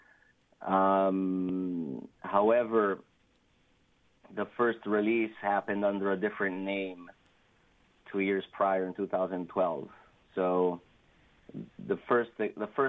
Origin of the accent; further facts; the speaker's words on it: Italy; moved away as an adult; now in Bay Area, United States; I was born and raised in Italy, so I'm actually Italian. I've been living in the Bay Area since I was 29